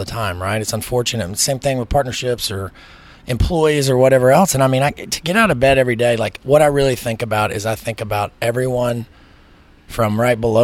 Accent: the South, United States; I'm from the South

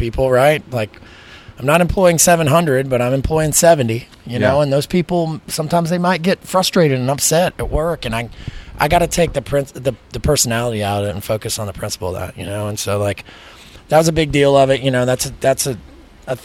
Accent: the South, United States; I'm from the South

